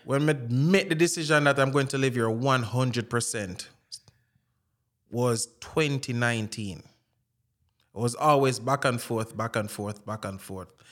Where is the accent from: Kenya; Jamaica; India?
Jamaica; accent: Jamaican; also born or lived in Florida; now in California, United States; I have my Jamaican accent and I do use it